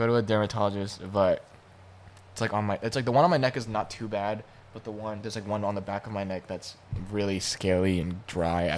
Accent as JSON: {"language": "English", "country": "United States", "said": "I am Chinese American"}